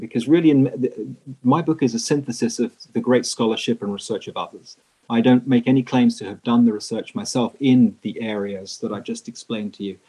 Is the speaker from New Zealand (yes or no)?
no; England, United Kingdom; moved away as an adult; also born or lived in Netherlands; now in United States; I'm originally English, although I now live and work in the USA.